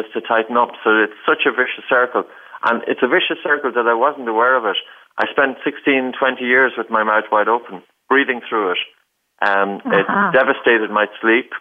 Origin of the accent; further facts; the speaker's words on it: Ireland; I grew up in Ireland.